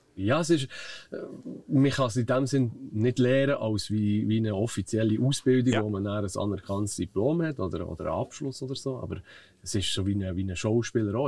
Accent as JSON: {"language": "German", "town": "Zollikofen", "region": "Bern", "country": "Switzerland", "tie": "born or raised there", "said": "Aufgewachsen äh, bin ich eigentlich hier in Zollikofen"}